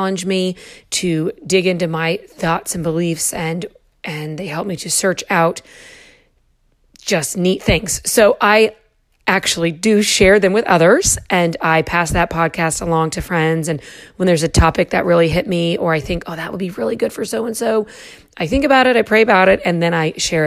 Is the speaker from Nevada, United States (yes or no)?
no; Lewiston, Idaho, United States; moved away as an adult; also born or lived in Pennsylvania; I was born and raised in Lewiston, Idaho, out in the Northwest.